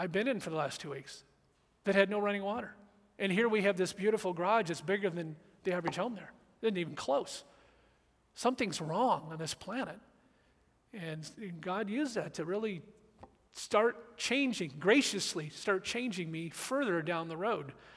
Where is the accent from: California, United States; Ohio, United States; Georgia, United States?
California, United States; Orange County, and then Michigan, Southern; moved away; I grew up in Orange County, Southern California, and then Michigan